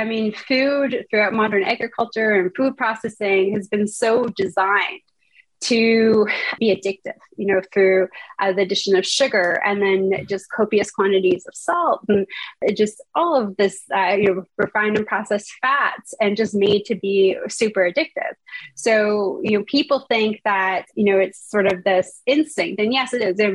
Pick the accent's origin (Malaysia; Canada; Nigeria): Canada; Toronto, Ontario; moved away as an adult; now in California, United States; I hail from Toronto, Canada